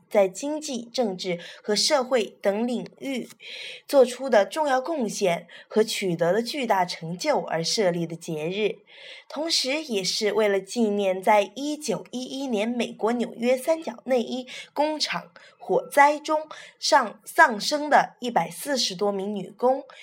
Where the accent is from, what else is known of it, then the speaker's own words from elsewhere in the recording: China; 我们是中国人嘛